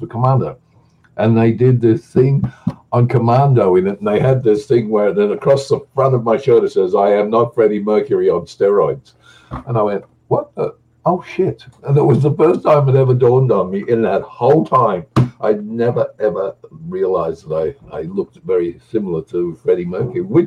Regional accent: Australia; I'm an Australian

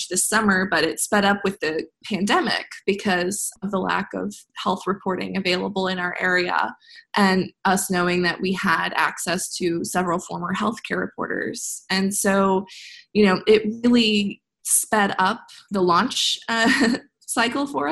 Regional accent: Midwest, United States; I'm from the Midwest

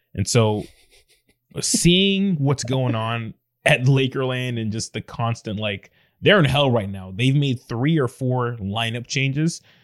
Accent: Atlanta, Georgia, United States; I'm from Atlanta

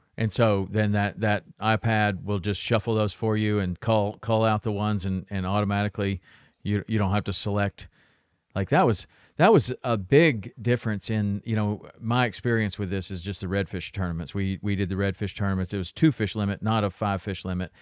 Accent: Tennessee, United States; I grew up in Tennessee, so we would go through the locks all the time

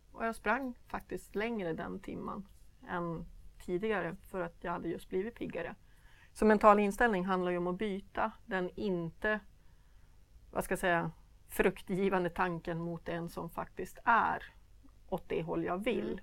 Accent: Sweden

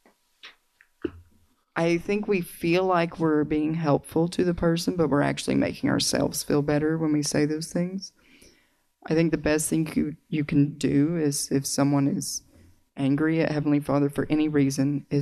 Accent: Arkansas, United States; accent: Southern; If you detect a little bit of an accent, it's because I grew up in the South

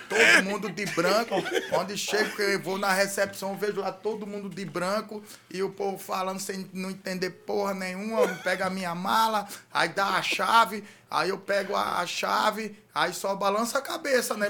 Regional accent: Atalaia, Alagoas, Brazil; moved away; Quando eu, eu saí de Atalaia, Atalaia não tinha condição de, de, não. de cuidado, não tinha dinheiro para tratar os dentes

